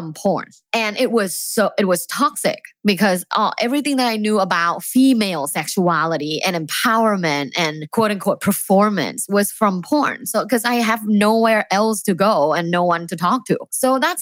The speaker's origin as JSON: {"language": "English", "region": "Bangkok", "country": "Thailand", "tie": "born or raised there", "said": "I was born and raised in Bangkok, Thailand"}